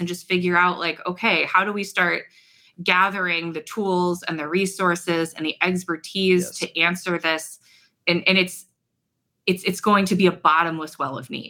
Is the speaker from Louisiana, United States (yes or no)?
no; Ohio, United States; I'm from Ohio.